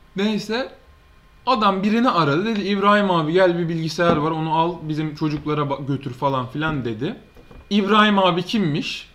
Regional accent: Istanbul, Turkey; 10, 10 yaşında taşındık biz buraya.

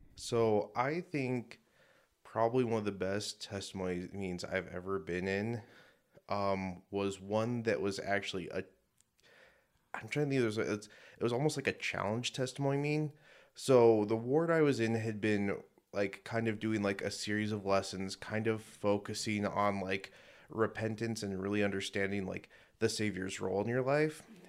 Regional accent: Denver, Colorado, United States; now in Utah, United States; From Denver originally

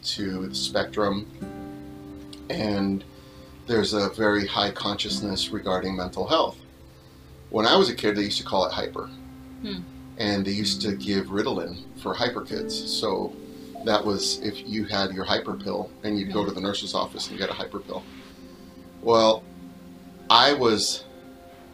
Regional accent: Whittier, California, United States; English is a second language; also born or lived in Downey; I grew up mostly in Whittier.

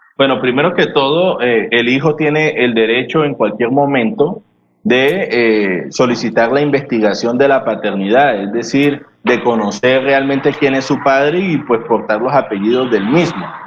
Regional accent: Colombia; nosotros como colombianos

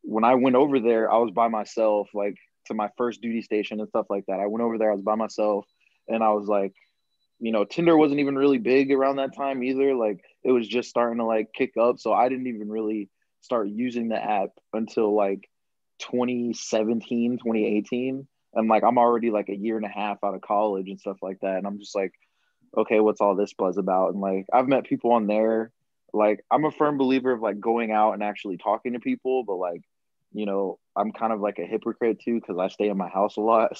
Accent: South Carolina, United States; I am 26 and I'm from South Carolina.

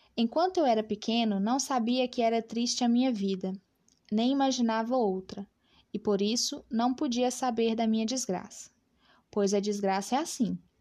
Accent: Brazil; nós enquanto brasileiros

